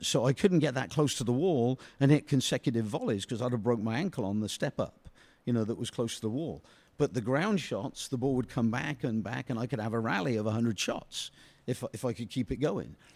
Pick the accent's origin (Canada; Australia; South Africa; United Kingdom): United Kingdom; England; moved away; playing squash growing up in England